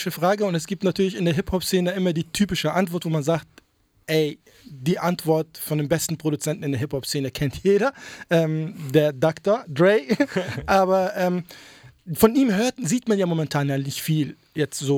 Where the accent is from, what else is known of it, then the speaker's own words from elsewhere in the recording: Tunisia; Ich meine, ich bin ursprünglich aus Tunesien, wir sind Nachbarn.